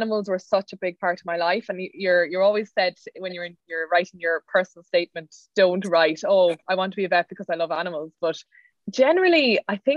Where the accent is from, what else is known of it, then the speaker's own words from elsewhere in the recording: Cork, Munster, Ireland; moved away as an adult; now in Kildare, Ireland; I'm from Cork